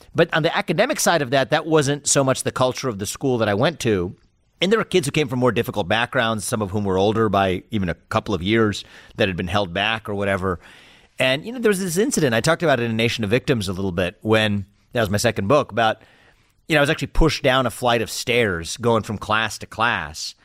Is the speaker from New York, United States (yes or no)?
no; Cincinnati, Ohio, United States; I was born in Cincinnati, Ohio, gr-, just outside the city in nineteen eighty-five.